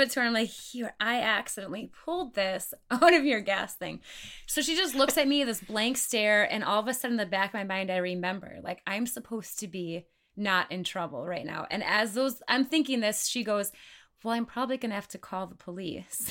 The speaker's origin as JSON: {"language": "English", "region": "Wisconsin", "country": "United States", "moved": "as an adult", "lives_now": "Sioux Falls, United States", "said": "I am originally from Wisconsin"}